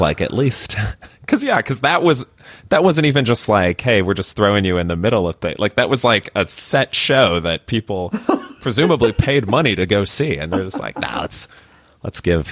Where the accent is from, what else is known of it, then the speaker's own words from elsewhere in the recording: Chicago, Illinois, United States; also born or lived in Miami; now in Austin, United States; I grew up in Chicago